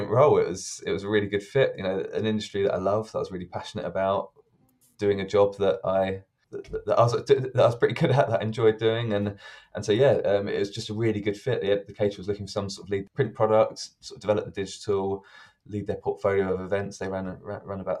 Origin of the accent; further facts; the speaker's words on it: London, United Kingdom; I grew up in South London.